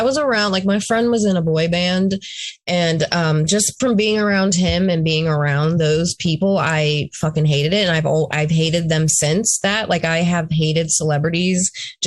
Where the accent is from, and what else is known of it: Pittsburgh, Pennsylvania, United States; born or raised there